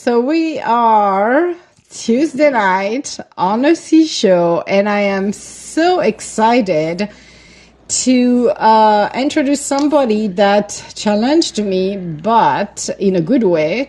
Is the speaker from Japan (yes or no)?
no; Italy; From Italy.